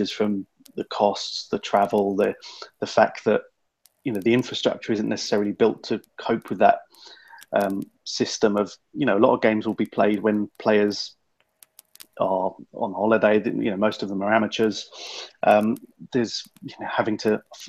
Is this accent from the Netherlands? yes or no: no; England, United Kingdom; being English